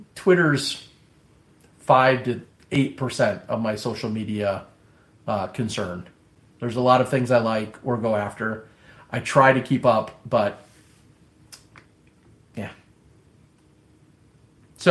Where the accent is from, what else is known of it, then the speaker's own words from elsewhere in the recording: Midwest, United States; accent: Midwestern; my Midwestern accent